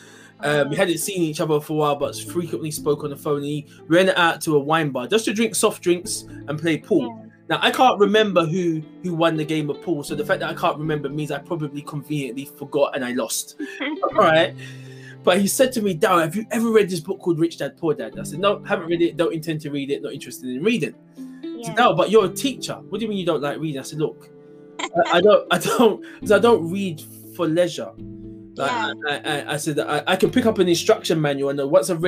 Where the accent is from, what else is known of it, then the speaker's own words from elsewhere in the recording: London, United Kingdom; I'm originally from East London. Born and bred East London, Hackney